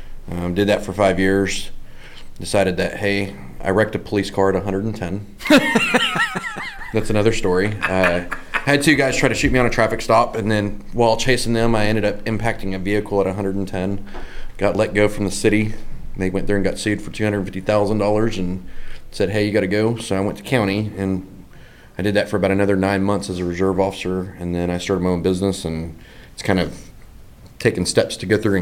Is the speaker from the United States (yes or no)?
yes; Dallas-Fort Worth area, Texas, United States; I'm from the Dallas-Fort Worth area. I grew up over in the Louisville area